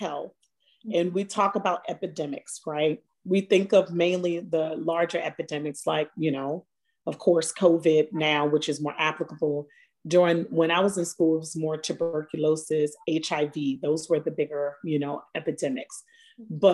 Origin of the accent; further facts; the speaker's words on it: Baltimore, Maryland, United States; moved away as an adult; also born or lived in Atlanta / New York; being of color and growing up in Baltimore